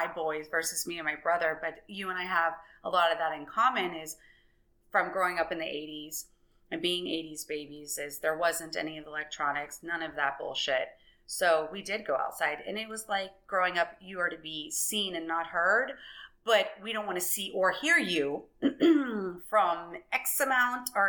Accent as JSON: {"language": "English", "town": "Orlando", "region": "Florida", "country": "United States", "tie": "born or raised there", "said": "I grew up in Orlando. I'm from here. I grew up over by the airport in Conway"}